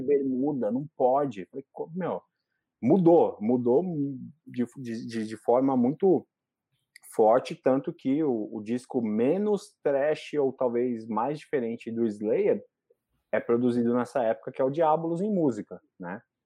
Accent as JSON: {"language": "Portuguese", "area": "ABC", "region": "São Paulo", "country": "Brazil", "said": "eu sou do ABC"}